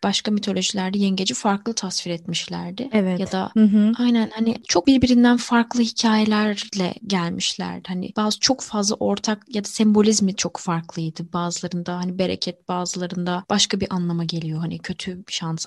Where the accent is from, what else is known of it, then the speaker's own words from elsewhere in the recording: Mediterranean Region, Turkey; Akdenizli bir insan olarak